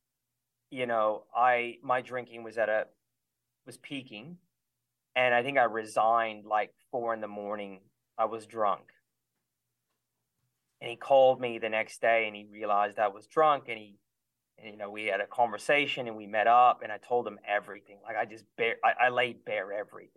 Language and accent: English; California, United States; I grew up in California